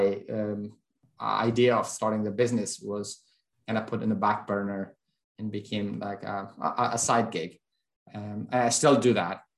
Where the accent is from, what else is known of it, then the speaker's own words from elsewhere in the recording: Kabul, Afghanistan; English is a second language; moved away as an adult; now in Northwest Arkansas, United States; I'm originally from Afghanistan, grew up there